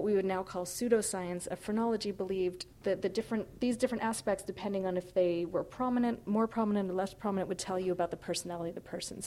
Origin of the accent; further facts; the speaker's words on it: California, United States; now in New York, United States; I grew up in California where we had lots of access to nature and natural history museums